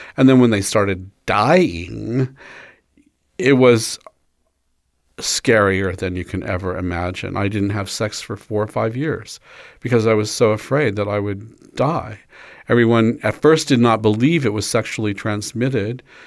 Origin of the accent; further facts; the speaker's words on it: Kansas, United States; I was growing up in Kansas in the nineteen fifties